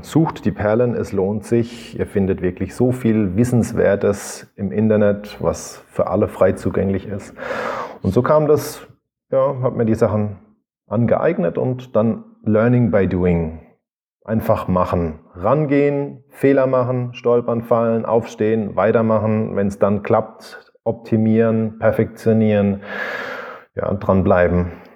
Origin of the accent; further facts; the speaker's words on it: Rhineland-Palatinate, Germany; Ich komme aus der Südpfalz